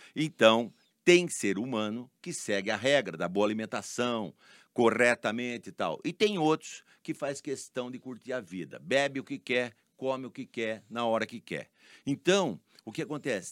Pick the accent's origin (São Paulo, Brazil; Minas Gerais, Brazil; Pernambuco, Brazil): São Paulo, Brazil; Araras; born or raised there; also born or lived in Leme, Brazil